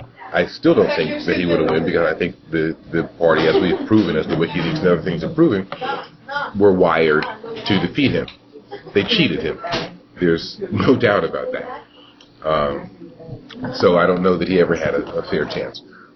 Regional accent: Plainfield, New Jersey, United States; I had the pleasure of serving as mayor of my hometown, which was Plainfield, New Jersey, 20-odd years ago.

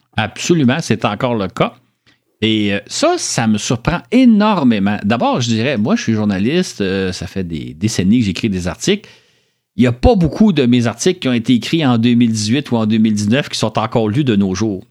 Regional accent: Montreal, Quebec, Canada; je suis né à Montréal, j'ai toujours vécu à Montréal

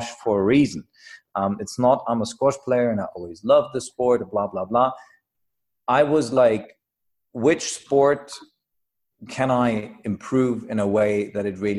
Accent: Germany; I come from Germany.

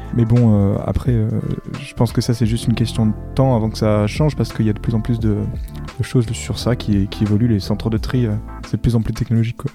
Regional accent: Réunion; j'ai 20 ans et je viens de La Réunion.

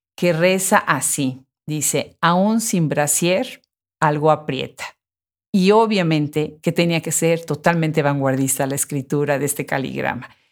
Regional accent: Puebla, Mexico; Puebla, de donde yo soy

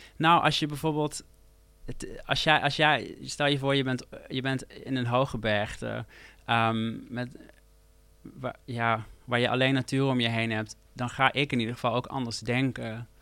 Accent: near Eindhoven, North Brabant, Netherlands; moved away as an adult; ik groeide natuurlijk op bij Eindhoven

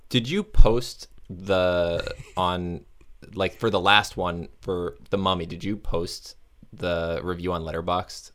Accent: Florida, United States; also born or lived in north of Chicago; now in Chicago area, United States; I'm from Florida

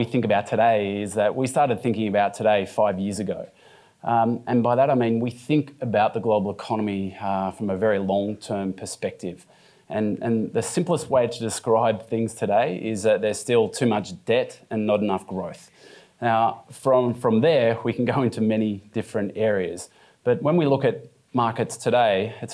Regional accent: Australia; Being an Australian

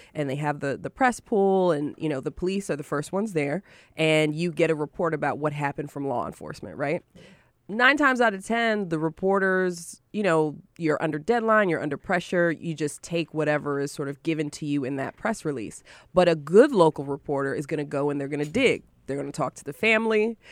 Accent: Syracuse and Rochester, upstate New York, United States; I'm from Syracuse and Rochester, so shout out to upstate New York.

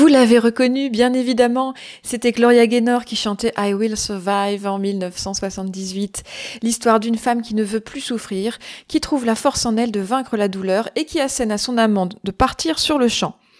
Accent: France; Chez nous, en France

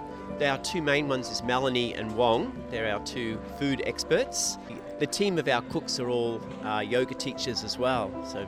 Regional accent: Melbourne, Victoria, Australia; now in Byron Bay, Australia; Originally from Melbourne, but I've been living here in Byron for the last 30 years. Almost a local now.

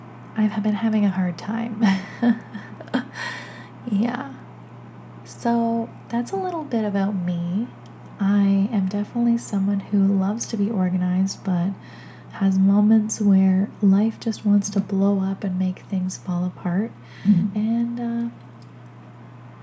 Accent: Toronto, Ontario, Canada; I'm a photographer from Toronto, Canada

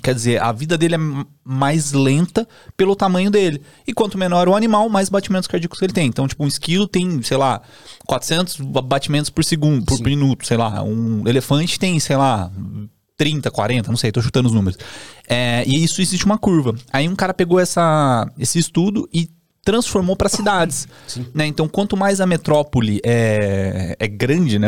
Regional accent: Campinas, São Paulo, Brazil; moved away as an adult; now in São Paulo, Brazil; eu sou de Campinas, né, e aí comecei a ter muito trabalho aqui em São Paulo

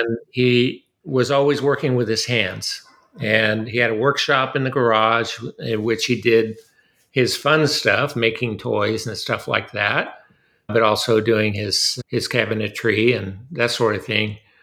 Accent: Southern California, United States; moved away as an adult; now in Austin, United States; I was born and raised in Southern California

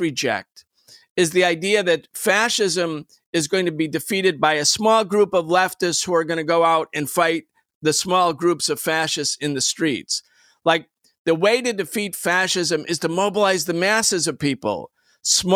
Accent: Rochester, New York, United States; also born or lived in Buffalo; my extended family, we come from Western New York, industrial cities, Rochester and New York

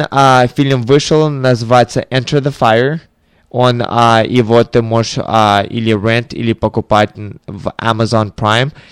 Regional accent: Tallinn, Harju County, Estonia; born there; Да, ну, я, я родился в Таллине, в Эстонии. И э, я когда был маленькие, у мои родители тоже были мало, очень молодые, и а, моя бабушка и дедушка жили в Запорожье, в Украине

